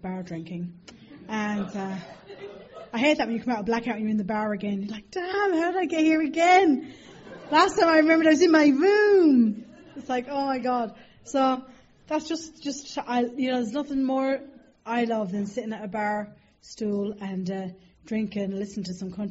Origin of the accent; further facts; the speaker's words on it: Ireland; accent: Irish; my accent is Irish